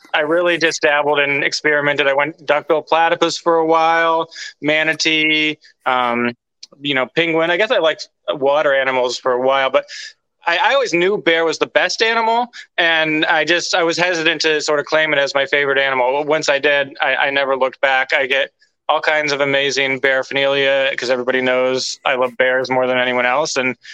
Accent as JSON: {"language": "English", "region": "Northern California", "country": "United States", "tie": "born or raised there", "said": "Yeah, so I grew up in Northern California"}